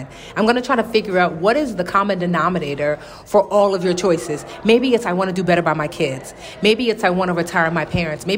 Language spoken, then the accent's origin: English; Newark, New Jersey, United States; I was born in Newark, literally just a few blocks from NJ Pac